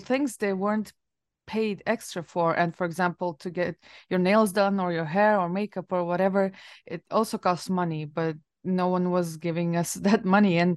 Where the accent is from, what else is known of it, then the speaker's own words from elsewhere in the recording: Latvia; moved away; I worked in several places back in Latvia